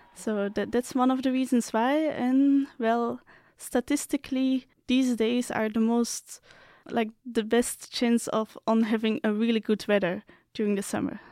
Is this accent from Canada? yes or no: no; Belgium; moved away as an adult; now in Slovakia; I'm coming from Belgium